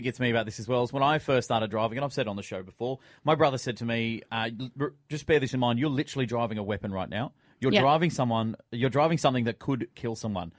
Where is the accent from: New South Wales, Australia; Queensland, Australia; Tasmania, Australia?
New South Wales, Australia; Sydney; born or raised there; also born or lived in London